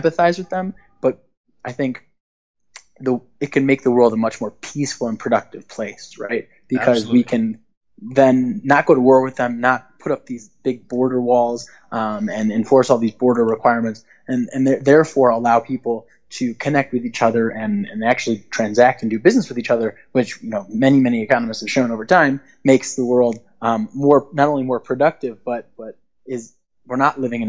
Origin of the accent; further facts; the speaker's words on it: Chicago, Illinois, United States; moved away; also born or lived in Istanbul; I'm from Chicago